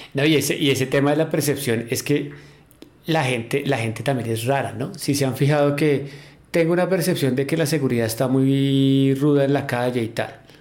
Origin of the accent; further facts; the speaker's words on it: Colombia; nos íbamos los colombianos